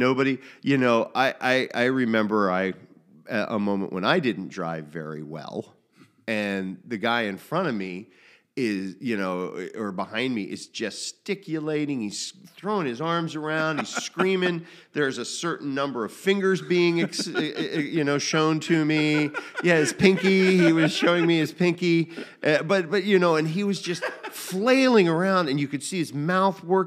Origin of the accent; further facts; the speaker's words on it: United States; as an American in the 21st century